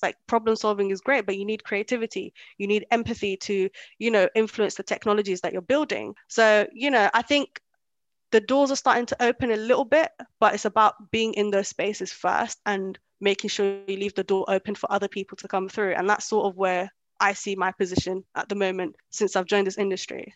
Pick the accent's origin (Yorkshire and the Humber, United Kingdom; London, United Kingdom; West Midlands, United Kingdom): London, United Kingdom; English is a second language; moved away as an adult; also born or lived in Kenya; I grew up in London most of my life. Um, up until like two years ago